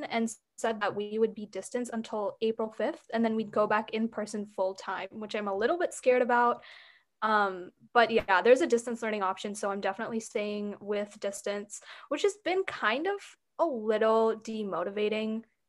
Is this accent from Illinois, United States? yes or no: no; Rochester, Minnesota, United States; a junior in high school from Rochester, Minnesota